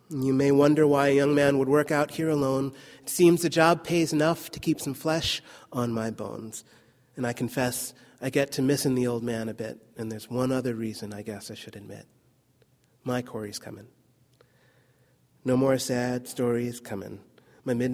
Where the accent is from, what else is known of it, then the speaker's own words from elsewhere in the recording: New Jersey, United States; moved away; also born or lived in California; I'm really from New Jersey